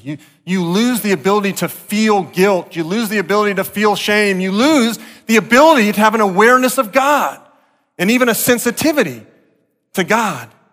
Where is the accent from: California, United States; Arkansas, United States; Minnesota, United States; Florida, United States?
Florida, United States; Deerfield Beach; growing up in South Florida, Deerfield Beach